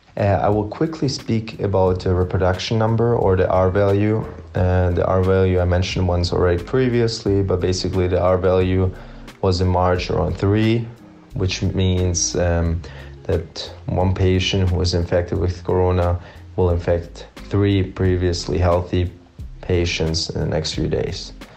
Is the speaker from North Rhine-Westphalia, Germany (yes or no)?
no; Stuttgart, Baden-Württemberg, Germany; moved away as an adult; now in Belgrade, Serbia; I'm from Stuttgart, Germany